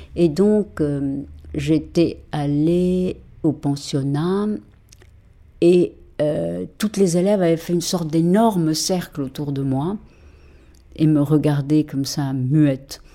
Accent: Mexico; moved away as an adult; also born or lived in Paris, France; now in France; j'ai été élevée au Mexique

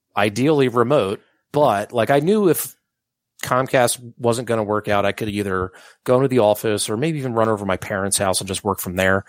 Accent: Upper Darby, Pennsylvania, United States; also born or lived in Drexel Hill; now in Mount Airy, Philadelphia, United States; Growing up in Upper Darby

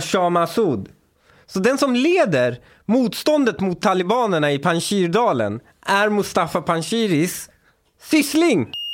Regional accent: Upplands Väsby, Stockholm County, Sweden; Jag kommer från Väsby

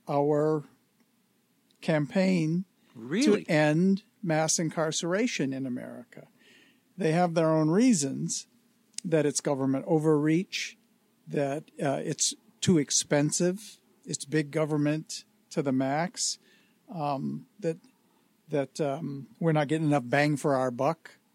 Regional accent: Detroit, Michigan, United States; moved away; my hometown

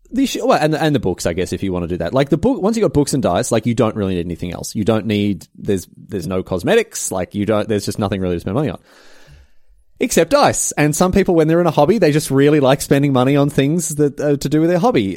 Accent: Australia; in Australia we call 'em garage sales

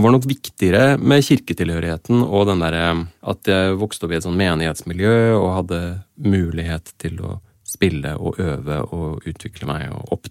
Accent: Oslo, Norway; also born or lived in Asker / Kristiansand; Jeg vokste opp eh, i Asker, Kristiansand og Oslo. Eh, de fleste som kommer fra Oslo, har jo en eller annen sånn bydelstilhørighet, men det har ikke jeg helt på samme måten

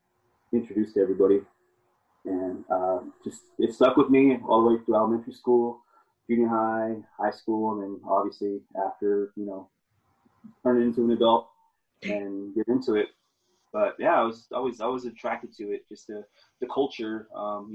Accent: Yuma, Arizona, United States; I grew up in Yuma, Arizona, in the United States

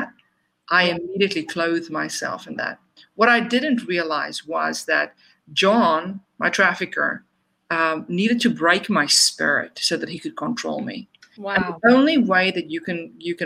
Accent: South Africa; moved away; I was born and raised in South Africa

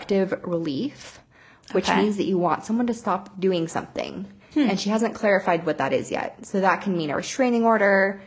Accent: United States; I'm American

